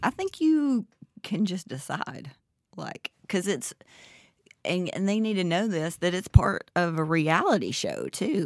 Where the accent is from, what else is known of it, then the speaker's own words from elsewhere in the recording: Southern, Southern United States, United States; accent: Southern; my Southern accent